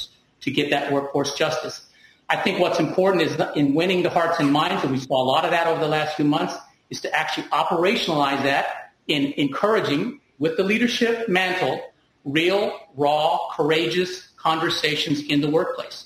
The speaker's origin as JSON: {"language": "English", "region": "Deep South", "country": "United States", "tie": "born or raised there", "moved": "yes", "said": "I'm an immigrant minority, and I grew up in the Deep South."}